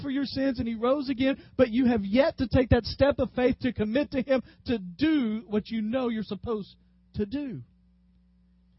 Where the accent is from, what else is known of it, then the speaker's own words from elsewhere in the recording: West Tennessee, United States; moved away; Growing up in West Tennessee